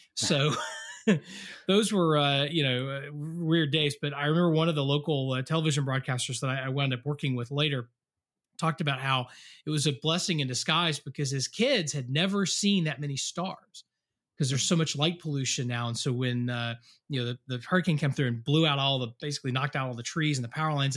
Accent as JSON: {"language": "English", "region": "Western North Carolina", "country": "United States", "tie": "born or raised there", "moved": "yes", "said": "I grew up in Western North Carolina"}